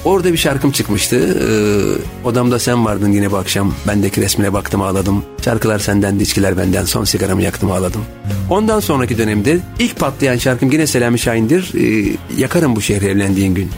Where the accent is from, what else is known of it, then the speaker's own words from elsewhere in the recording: Istanbul, Turkey; also born or lived in Erzincan; Ben 7 aylıkken İstanbul'a gelmişim.